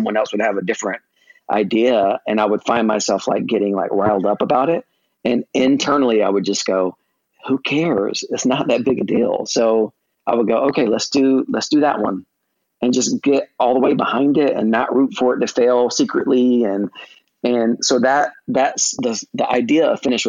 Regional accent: United States; being an American

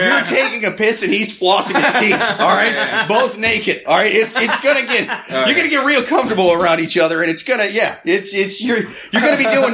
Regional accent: Iowa, United States; now in New York City, United States; I'm from Iowa. I'm from the Midwest

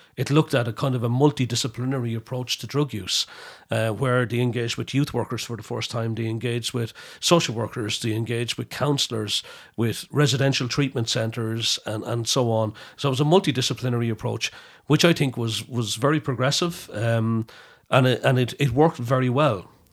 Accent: Ireland; we're Irish

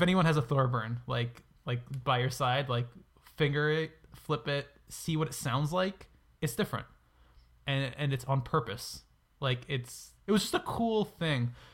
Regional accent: New York, United States; I'm from New York

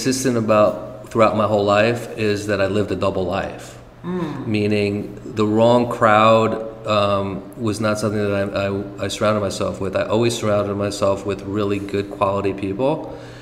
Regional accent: Monticello, New York, United States; moved away; also born or lived in San Francisco / Los Angeles; Born and raised in Monticello, New York

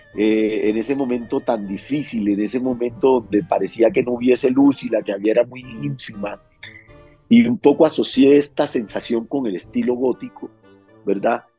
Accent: Cartagena, Bolívar, Colombia; yo soy de Cartagena.

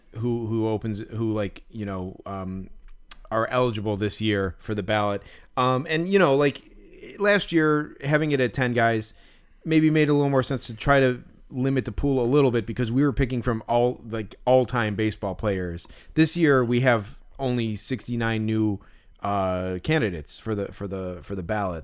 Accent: Chicago, Illinois, United States; growing up in Chicago and being a Cubs fan

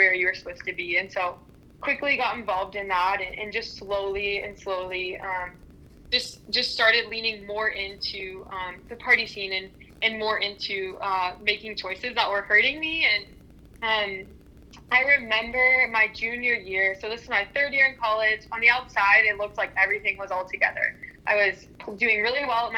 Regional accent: Pittsburgh, Pennsylvania, United States; moved away as an adult; also born or lived in Cleveland, Ohio; I grew up in Pittsburgh, Pennsylvania, a little north of the city.

